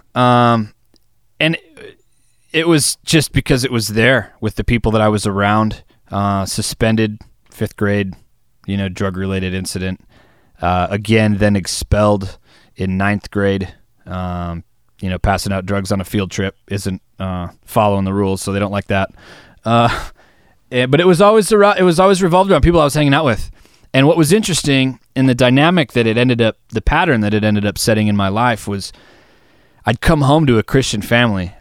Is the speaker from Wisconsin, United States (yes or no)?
yes; Wisconsin, United States; we're from Wisconsin